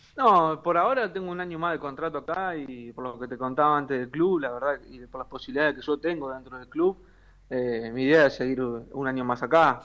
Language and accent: Spanish; Argentina; moved away as an adult; now in Tripoli, Greece; yo soy recontra argentino